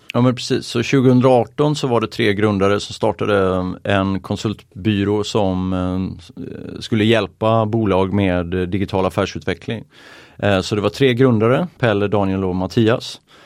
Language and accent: Swedish; Oskarshamn, Kalmar County, Sweden; now in Åre, Sweden; jag är från Småland, Oskarshamn